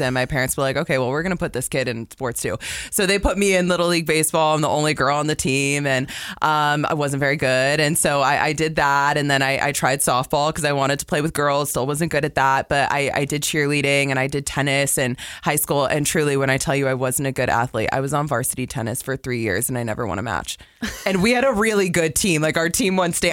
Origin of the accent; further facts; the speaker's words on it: West Palm Beach, Florida, United States; moved away as an adult; now in Utah, United States; born and raised in West Palm Beach, Florida